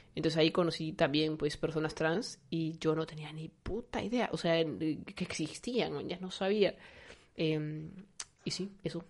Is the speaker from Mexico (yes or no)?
no; Lima, Peru; yo he crecido en Lince, que he pasado mi, niñez, mi, pubertad, mi adolescencia en Lince